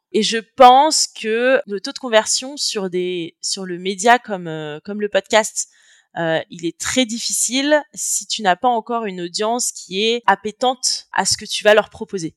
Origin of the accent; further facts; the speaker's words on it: France; moved away as an adult; also born or lived in Chile / India / Canada; now in Barcelona, Spain; je suis née, j'ai grandi en France. aujourd'hui, j'habite à Barcelone, en Espagne